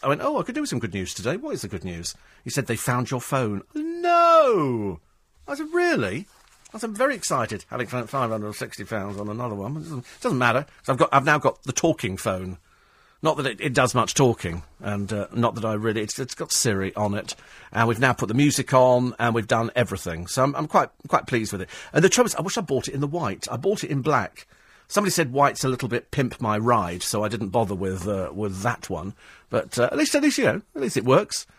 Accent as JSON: {"language": "English", "region": "England", "country": "United Kingdom", "said": "We're English"}